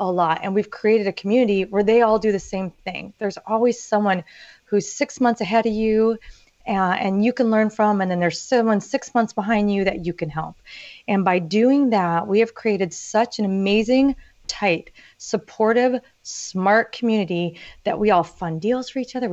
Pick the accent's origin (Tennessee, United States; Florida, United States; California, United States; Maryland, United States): California, United States; Orange County; I grew up in Orange County, California